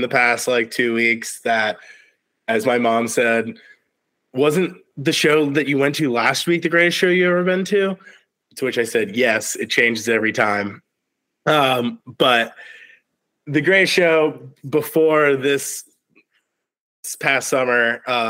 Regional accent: Virginia, United States; I'm from Virginia, from the 757

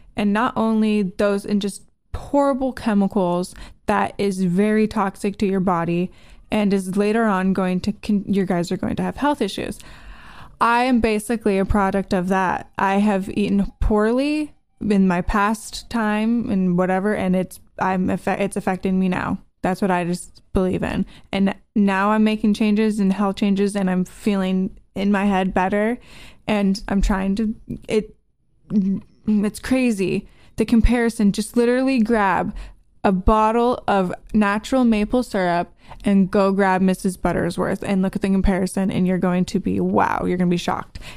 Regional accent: United States; I'm American

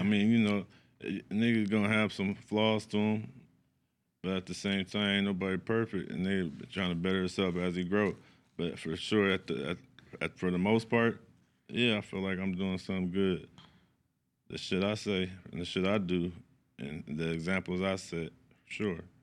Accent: Sacramento, California, United States; I'm from the East. I'm from East Side, Sacramento, Lincoln Village

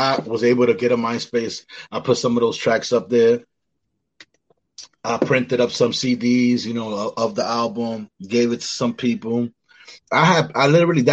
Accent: New York City, New York, United States; moved away as an adult; now in Rochester, United States; being born and raised in the Bronx

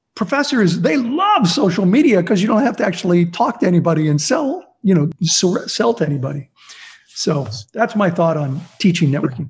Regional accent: Azusa, California, United States; also born or lived in Pittsburgh / South Central LA; we moved to Azusa, where I grew up, and I went to Azusa Unified School District

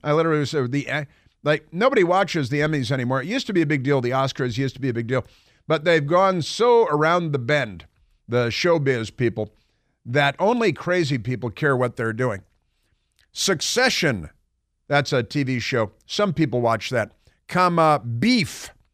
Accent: Milwaukee, Wisconsin, United States; moved away; also born or lived in New York; we moved from New York to Milwaukee after our father died

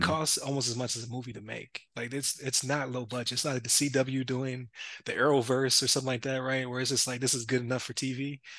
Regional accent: Buffalo, New York, United States; we're from Buffalo

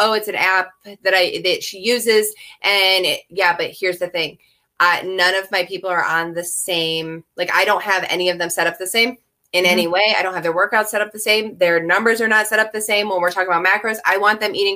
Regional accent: United States; we as an American society

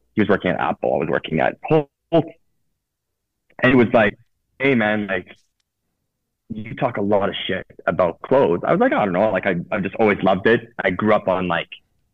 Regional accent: Toronto, Ontario, Canada; also born or lived in Italy / Spain; I grew up in Toronto. I moved to Italy when I was 18

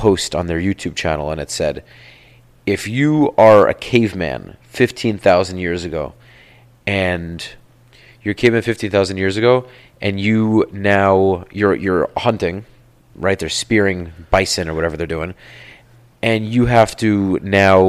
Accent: Florida, United States; I'm a Floridian

